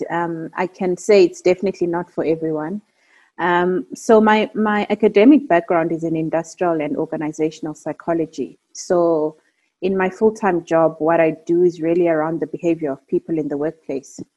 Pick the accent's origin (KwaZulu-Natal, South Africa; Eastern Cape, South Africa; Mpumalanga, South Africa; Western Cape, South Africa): Eastern Cape, South Africa; So just to give context, I'm South African. I'm originally Xhosa, and I hail from the Eastern Cape.